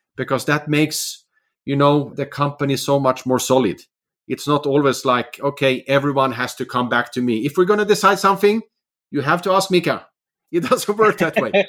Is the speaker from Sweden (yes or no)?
yes; Sweden; also born or lived in Finland; now in Oslo, Norway; Finland, where I'm actually from, but I've also, I grew up in Sweden and living in Norway for many years.